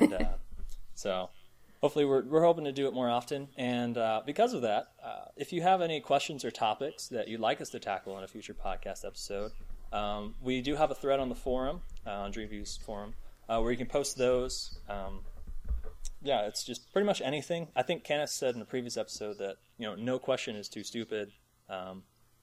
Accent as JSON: {"language": "English", "town": "St. Petersburg", "region": "Florida", "country": "United States", "tie": "born or raised there", "moved": "as an adult", "lives_now": "Virginia, United States", "said": "born and raised in St. Petersburg, Florida"}